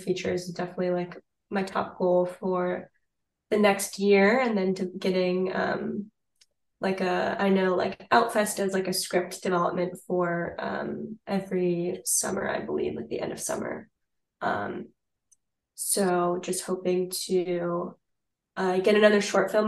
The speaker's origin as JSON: {"language": "English", "country": "United States", "said": "being an American person in Paris"}